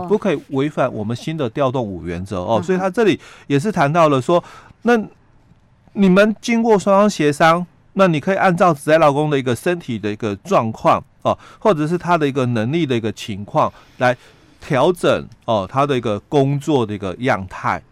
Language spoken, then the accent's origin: Chinese; Yilan County, Taiwan; 我们宜兰的部分